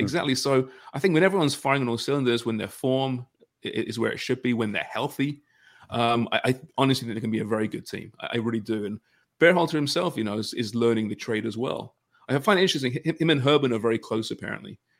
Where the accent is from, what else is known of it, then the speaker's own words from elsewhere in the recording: Canada; us polite Canadians